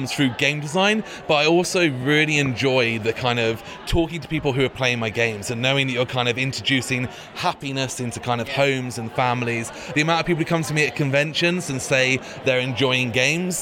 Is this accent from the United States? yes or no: no; Bristol, South West England, United Kingdom; I'm from Bristol, which is in the southwest of England